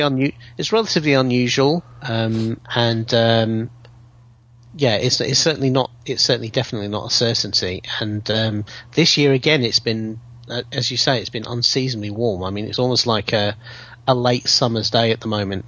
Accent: England, United Kingdom; English people were so popular in American movies because you know we had an evil sounding accent

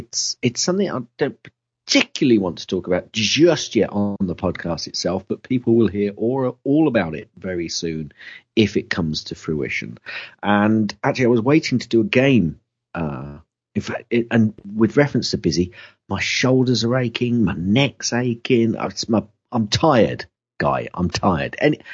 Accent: Kettering, East Midlands, United Kingdom; I'm from Kettering, mate.

